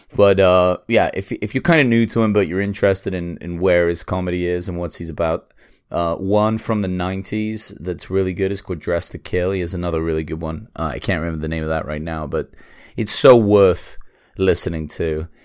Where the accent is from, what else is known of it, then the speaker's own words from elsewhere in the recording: England, United Kingdom; I'm English